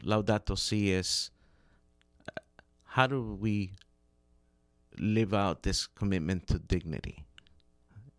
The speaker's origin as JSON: {"language": "English", "country": "Honduras", "said": "I'm from Honduras"}